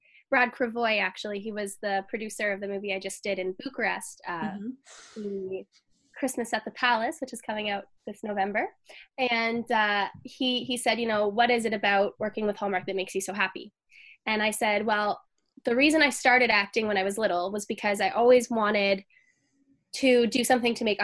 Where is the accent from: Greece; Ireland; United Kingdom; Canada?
Canada; Toronto, Ontario; I'm from Toronto, Ontario, Canada